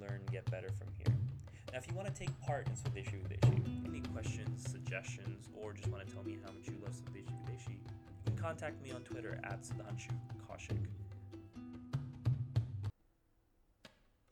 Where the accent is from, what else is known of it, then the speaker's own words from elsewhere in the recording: Alabama, United States; moved away; I was born in Alabama